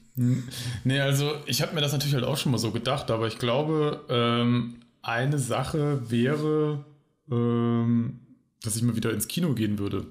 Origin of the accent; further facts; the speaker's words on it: Bielefeld, North Rhine-Westphalia, Germany; now in Mannheim, Germany; ich wohne jetzt näher Mannheim, komme aber eigentlich aus äh, einer Stadt, die es nicht gibt. Ja, ich nehme den Gag einfach vorweg, nämlich aus Bielefeld.